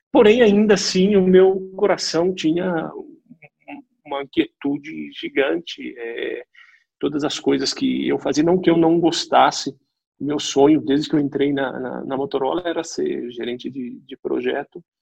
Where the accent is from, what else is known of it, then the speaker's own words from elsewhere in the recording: Amparo, São Paulo, Brazil; born there; na, na, na, cidade onde eu nasci, Amparo, interior de, de São Paulo, cidadezinha bem, bem pequena.